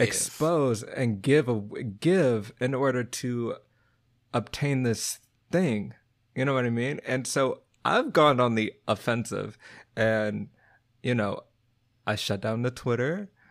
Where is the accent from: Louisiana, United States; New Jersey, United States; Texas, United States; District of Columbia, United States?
Texas, United States; moved away; also born or lived in Virginia / Boston; I'm from Texas, but I was from the city